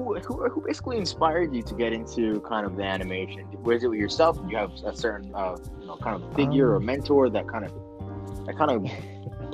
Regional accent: New York City, New York, United States; I grew up in the Bronx

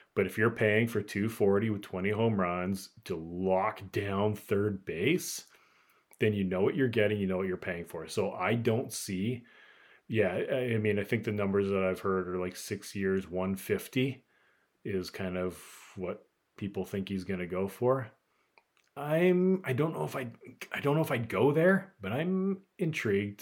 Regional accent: United States

